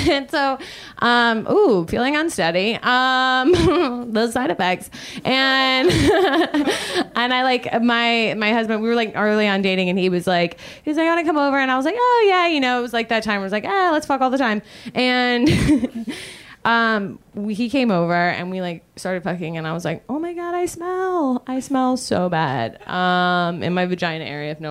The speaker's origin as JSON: {"language": "English", "region": "Georgia", "country": "United States", "said": "ooh, I'm from Georgia, which doesn't explain anything."}